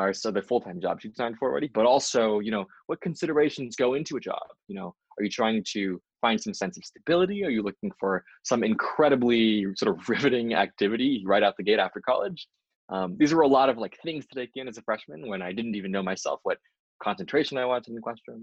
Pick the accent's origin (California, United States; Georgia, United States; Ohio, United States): California, United States; Los Angeles; moved away as an adult; now in Boston, United States; I'm originally from Los Angeles, California, and I came out to Boston U in 2017